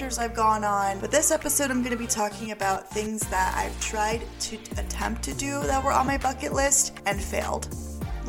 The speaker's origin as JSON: {"language": "English", "town": "Beloit", "region": "Wisconsin", "country": "United States", "tie": "born or raised there", "said": "I grew up in Beloit, Wisconsin, and I lived on the west side of town"}